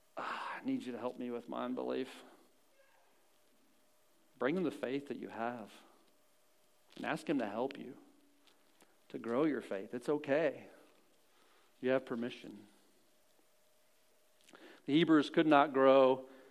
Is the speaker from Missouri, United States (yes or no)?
yes; Missouri, United States; I'm born into Missouri